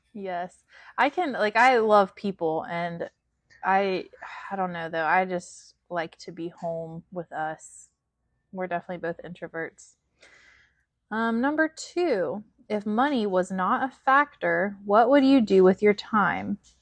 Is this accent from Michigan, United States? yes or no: no; West Virginia, United States; We're both from West Virginia. Chance from Southern West Virginia, and I'm from, I guess, Central